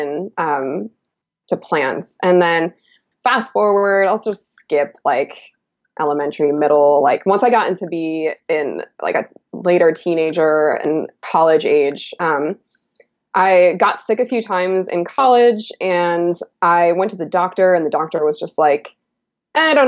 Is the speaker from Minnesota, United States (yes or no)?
no; Illinois, United States; I grew up in the Midwest as well. I'm originally from Illinois, and I grew up in like the prairie